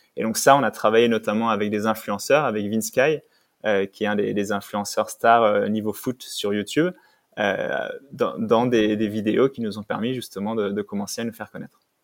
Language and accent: French; Savoy, Auvergne-Rhône-Alpes, France; moved away as an adult; also born or lived in Silicon Valley; now in Paris, France; je suis savoyard, même si ça fait 10 ans que je vis à Paris maintenant